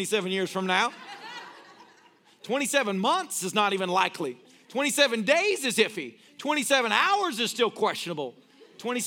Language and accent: English; United States; I'm an American.